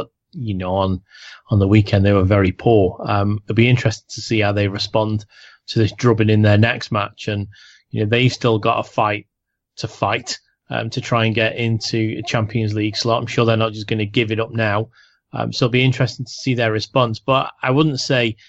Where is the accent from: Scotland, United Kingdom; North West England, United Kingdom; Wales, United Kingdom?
North West England, United Kingdom; Liverpool; I'm from Liverpool